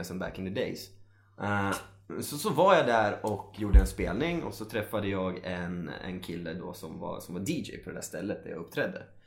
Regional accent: Sala, Västmanland, Sweden; jag är uppvuxen i Sala

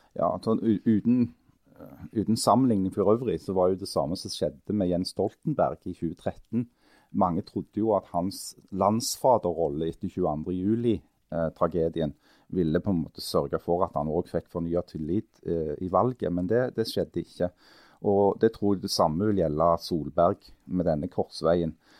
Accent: Stavanger, Rogaland, Norway; som rogalendinger og stavangerfolk

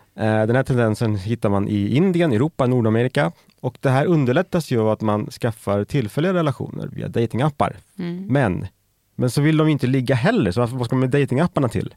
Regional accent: Färingsö, Stockholm County, Sweden; jag växte upp på Färingsö

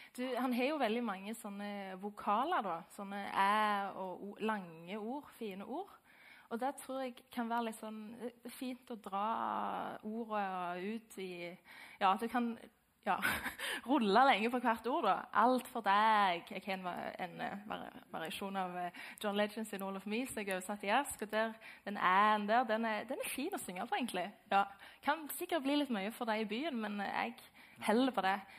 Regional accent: Lye, Rogaland, Norway; jeg er fra Lye.

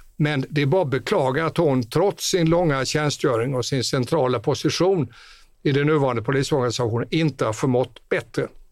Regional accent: northwest Skåne, Sweden; Där jag kommer ifrån i nordväst Skåne

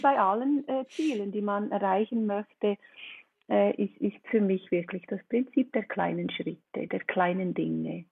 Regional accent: Switzerland; komme ich aus der Schweiz

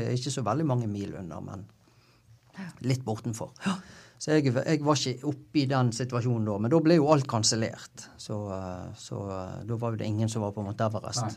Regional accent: Bergen, Vestland, Norway; jeg er jo fra Bergen, sant? så jeg gikk jo Syfjellsturen da jeg var åtte-ti år

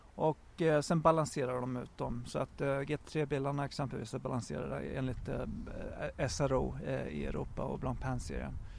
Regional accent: Sweden; moved away as an adult; also born or lived in Japan; now in England, United Kingdom; hemma i Sverige

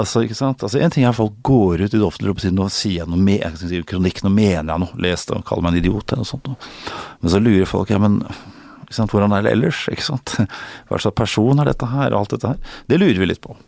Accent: Norway; moved away as an adult; also born or lived in United States; Og noen ganger som nordmann

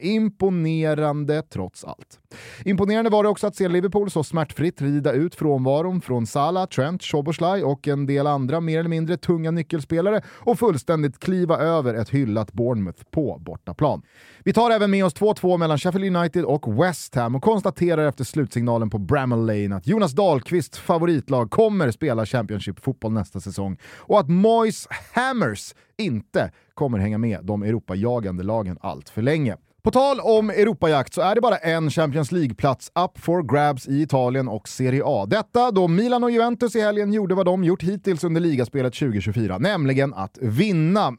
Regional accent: Sweden; Här hemma i Sverige

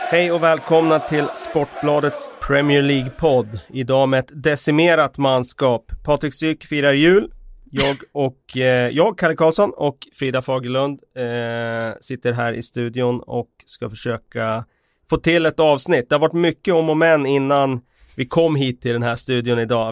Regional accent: Västerås, Västmanland, Sweden; moved away; hemma i Västerås

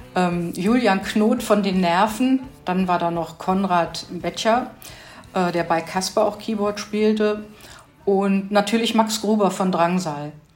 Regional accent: Hanover, Lower Saxony, Germany; moved away; Ich komme ursprünglich aus Hannover

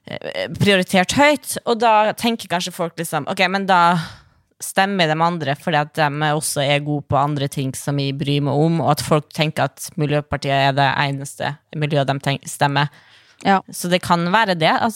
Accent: Sandefjord, Vestfold, Norway; Ja, men jeg er fra Sandefjord. Det er ganske pors der.

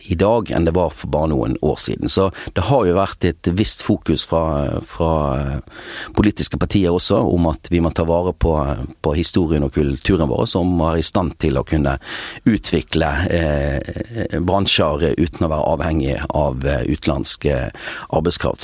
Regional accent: Bergen, Vestland, Norway; Og jeg har også bosatt meg ikke mer enn ja, fem minutter å gå fra der jeg vokste opp den dag i dag

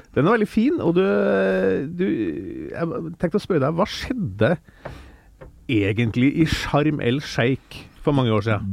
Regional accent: Steinkjer, Trøndelag, Norway; moved away; jeg vokste opp i, eh, i Steinkjer eh, i Nord-Trøndelag, gamle Nord-Trøndelag

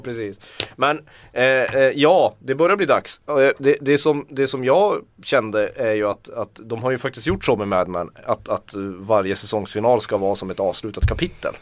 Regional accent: Tornedalen, Norrbotten County, Sweden; Jag kommer från Tornedal

